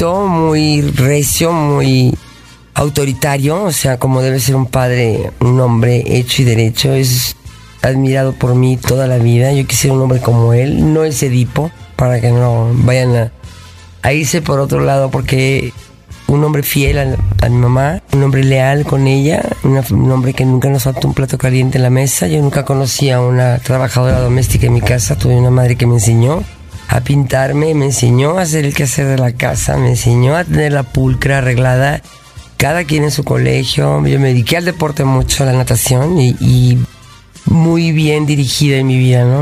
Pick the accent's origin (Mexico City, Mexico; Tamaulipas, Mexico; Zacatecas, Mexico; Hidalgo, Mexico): Mexico City, Mexico; nací yo aquí en el DF. Soy orgullosamente mexicana. En el DF, en la, colonia Cuauhtémoc